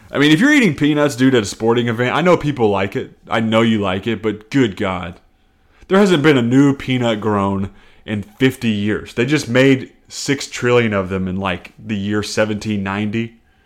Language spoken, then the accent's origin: English; the South, United States; I grew up in the South, somewhat religious, up until like twelve.